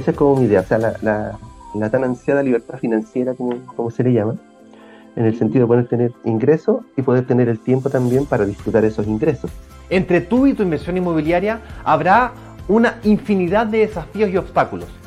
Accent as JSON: {"language": "Spanish", "region": "provinces outside Santiago", "country": "Chile", "said": "yo no soy de Santiago, yo soy de provincia"}